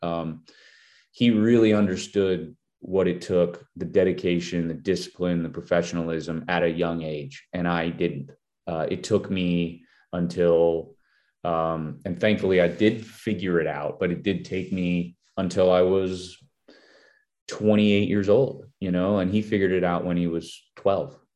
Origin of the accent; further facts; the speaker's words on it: Minnesota, United States; I'm from Minnesota